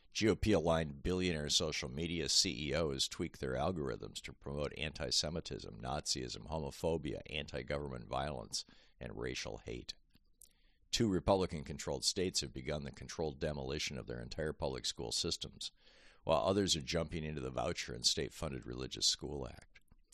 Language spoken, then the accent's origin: English; Hungary; born there; I was born in Hungary.